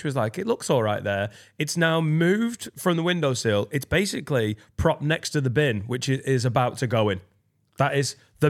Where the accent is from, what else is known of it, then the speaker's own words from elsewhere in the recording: near Blackburn, North West England, United Kingdom; I grew up near Blackburn.